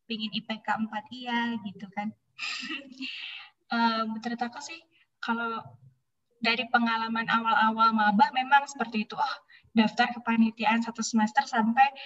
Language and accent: Indonesian; Bandung, West Java, Indonesia; alhamdulillahnya aku orang Bandung kan, jadi bisa dekat ke Unpad.